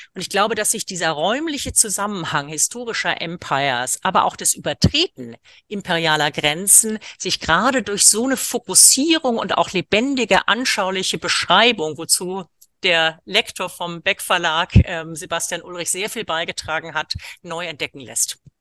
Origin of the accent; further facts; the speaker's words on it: India; moved away; aus Indien, wo ich geboren bin